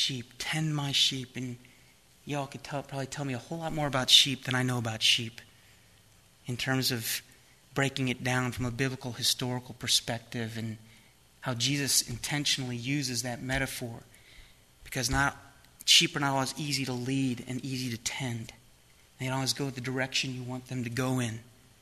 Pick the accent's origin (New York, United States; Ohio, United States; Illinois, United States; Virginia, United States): Ohio, United States; outside Cleveland; also born or lived in Florida; now in San Diego, United States; where I grew up outside Cleveland, Ohio